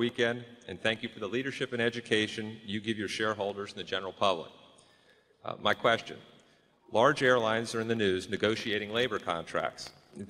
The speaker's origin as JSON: {"language": "English", "town": "Chevy Chase", "region": "Maryland", "country": "United States", "said": "Good morning. … from Chevy Chase, Maryland."}